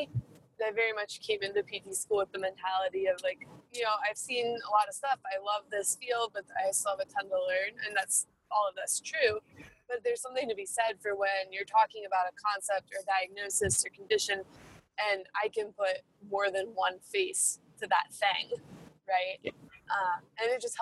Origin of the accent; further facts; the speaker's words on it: East Coast, United States; moved away; I'm originally from the East Coast